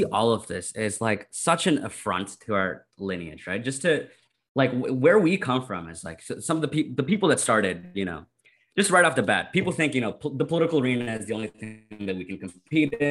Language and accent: English; Canada; I'm Canadian